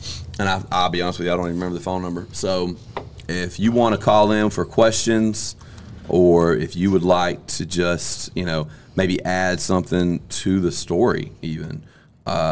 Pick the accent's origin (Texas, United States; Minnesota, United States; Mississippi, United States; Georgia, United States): Mississippi, United States; I'm from Mississippi. I went to school in Mississippi